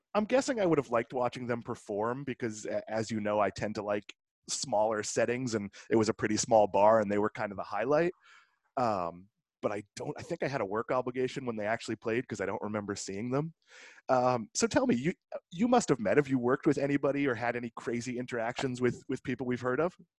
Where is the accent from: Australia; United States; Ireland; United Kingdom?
United States; Swampscott, Massachusetts; moved away; I'm from Swampscott. I've been saying I'm from Boston my whole life